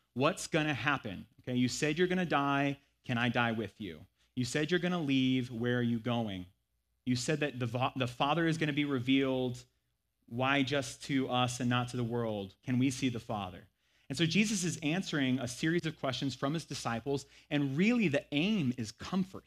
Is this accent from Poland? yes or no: no; United States; accent: thick American; my thick American accent